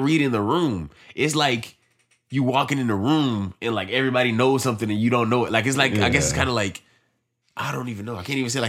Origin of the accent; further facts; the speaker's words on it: United States; Well, I say we because we're American.